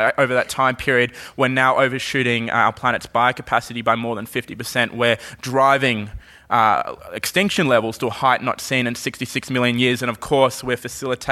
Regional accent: Brisbane, Queensland, Australia; when I say, you know, Brisbane

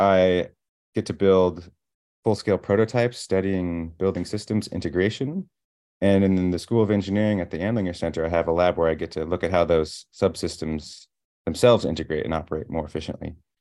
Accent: Iowa, United States; moved away as an adult; now in Princeton, United States; growing up in Iowa

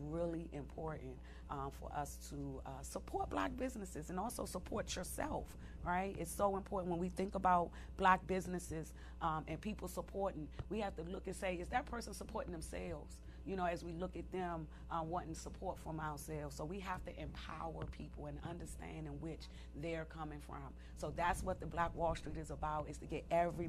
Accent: Washington, District of Columbia, United States; I grew up in Southeast D.C.

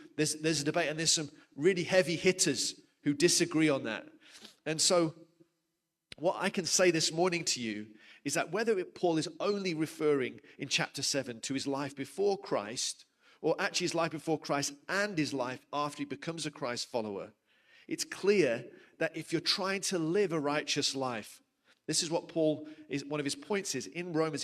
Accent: United Kingdom; moved away as an adult; now in South Africa; I'm from the UK originally.

